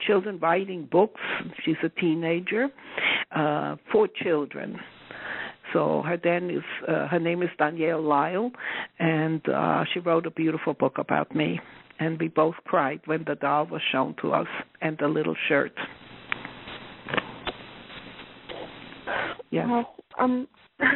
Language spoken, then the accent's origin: English; the Deep South, Southern Germany, Germany; I come from the Deep South